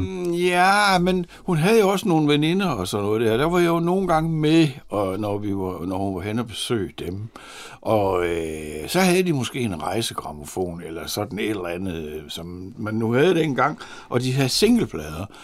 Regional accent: Horsens, Central Denmark Region, Denmark; jeg var fra Horsens, og Horsens havde jo der i 60'erne et ry for at være Jyllands Liverpool

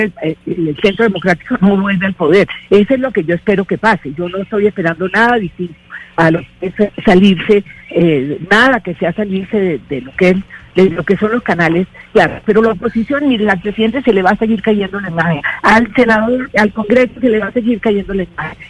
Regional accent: Barranquilla, Atlántico, Colombia; esa es mi tierra, esa es Barranquilla, esa es la costa

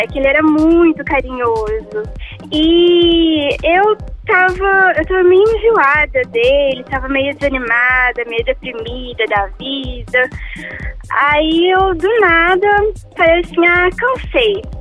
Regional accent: Rio de Janeiro, Brazil; now in Belo Horizonte, Brazil; Não, na verdade, eu sou do Rio e mudei pra BH.

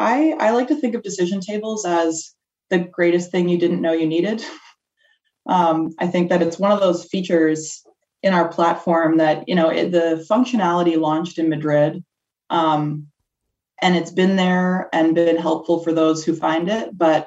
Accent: Toronto, Ontario, Canada; now in Chicago, United States; I always tell people the most important thing about me is that I'm a Canadian. So apologies for the about that will come throughout this podcast. I grew up in Toronto, but I actually live in Chicago now.

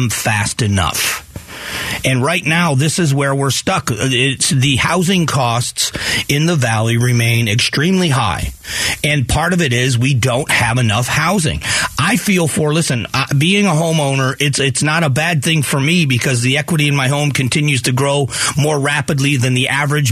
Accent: Fort Myers, Florida, United States; also born or lived in Ohio; now in Phoenix, United States; Fort Myers is where I grew up. I was born in Ohio, but I grew up in Florida

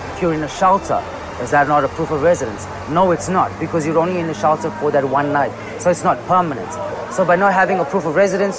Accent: Durban, KwaZulu-Natal, South Africa; moved away as an adult; now in Johannesburg, South Africa; growing up in Durban

